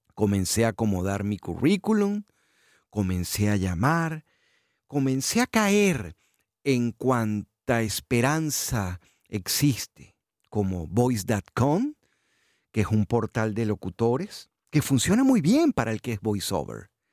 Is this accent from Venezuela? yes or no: yes; Venezuela; moved away as an adult; also born or lived in Houston, United States; now in South Florida, United States; Yo me fui de Venezuela un 4 de abril de 2015